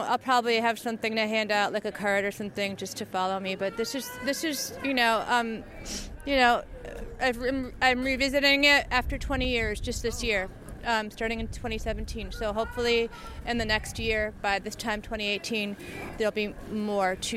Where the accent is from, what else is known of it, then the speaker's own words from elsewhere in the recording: New York City, New York, United States; moved away as an adult; now in Minneapolis, United States; I'm from New York City